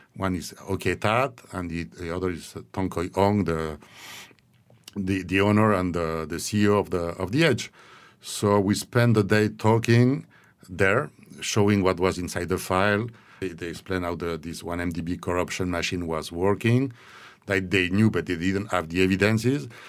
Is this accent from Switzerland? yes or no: yes; Switzerland; moved away; I needed to go back to my, to my home country, Switzerland